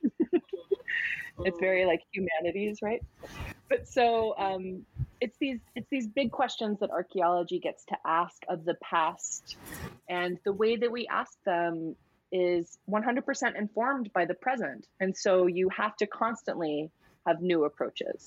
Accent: United States; I'm American.

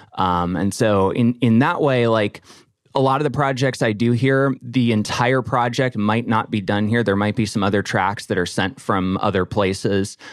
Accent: Nashville, Tennessee, United States; now in Pittsburgh, United States; I grew up in Nashville on a street called Sunset Place

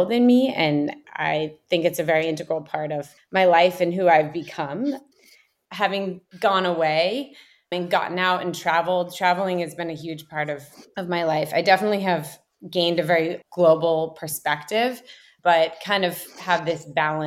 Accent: Mendocino County, California, United States; I grew up in Mendocino County in the middle of kind of nowhere on a mountaintop vineyard that my parents established in 1979.

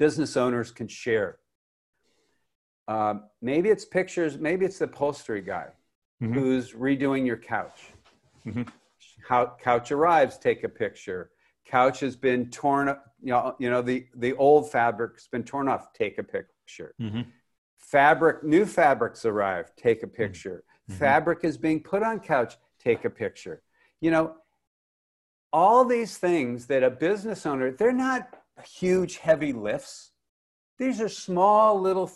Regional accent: Los Angeles, California, United States; where I grew up in Westwood

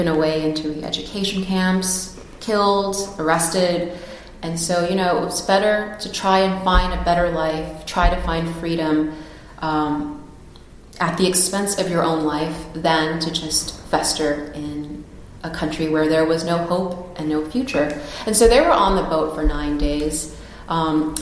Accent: United States; as an American

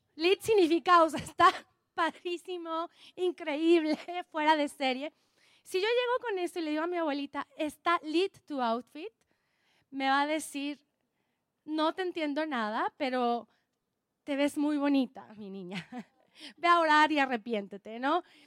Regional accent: Oaxaca, Mexico; Soy oaxaqueña, soy oaxaqueña

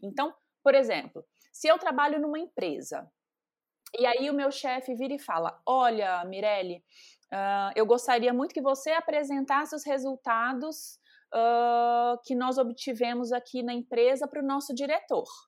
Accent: Carangola, Minas Gerais, Brazil; moved away as an adult; now in São Paulo, Brazil; Eu sou mineira, né? Nascida aí em Carangola, Minas, interior de Minas, zona da mata é, saí muito cedo de casa, justamente para poder estudar, mas as minhas raízes são de Minas

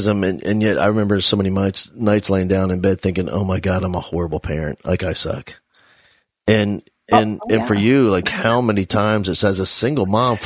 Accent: New Jersey, United States; I grew up in New Jersey, and, in that little town

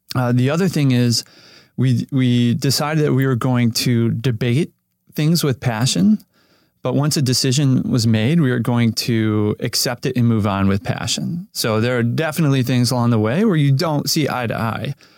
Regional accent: Cleveland, Ohio, United States; now in Los Angeles, United States; I grew up in Cleveland, Ohio

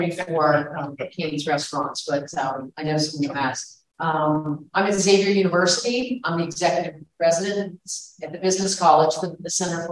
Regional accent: Appalachia, Ohio, United States; moved away as an adult; My history is I am from Ohio, a small coal mining town in Appalachia.

